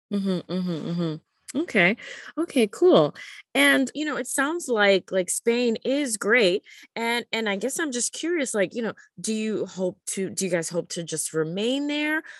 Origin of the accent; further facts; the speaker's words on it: Panama; now in China; I'm originally from Panama